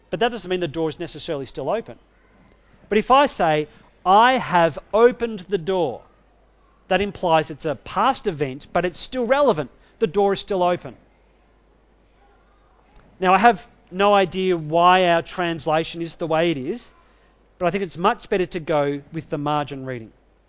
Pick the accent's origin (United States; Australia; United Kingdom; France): Australia; I'm an Australian citizen.